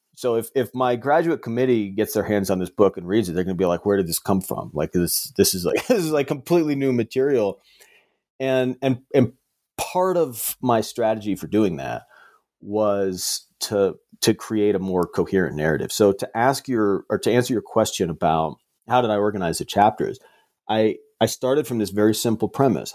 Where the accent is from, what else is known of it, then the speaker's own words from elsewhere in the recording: Las Cruces, New Mexico, United States; I grew up in Las Cruces, New Mexico, and in southern New Mexico